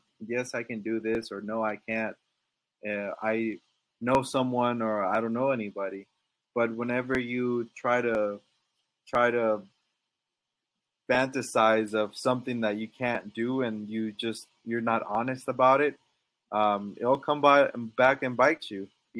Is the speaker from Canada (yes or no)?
no; Dallas, Texas, United States; also born or lived in Monterrey, Mexico / Laredo / San Antonio; Well, I was born in Monterrey, Mexico. So I guess you could say from there, we moved to Dallas.